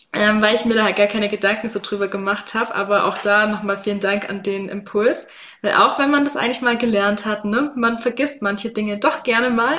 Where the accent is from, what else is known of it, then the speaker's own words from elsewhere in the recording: Swabia, Baden-Württemberg, Germany; accent: Swabian; ich mein Schwäbisch mit mir rumtrage